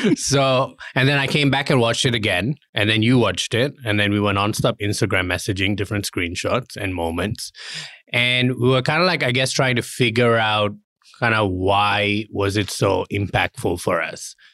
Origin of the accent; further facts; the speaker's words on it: Kuala Lumpur, Malaysia; moved away; I was born in Malaysia and I grew up in a very kinda like, uh, Muslim society in, um, Kuala Lumpur.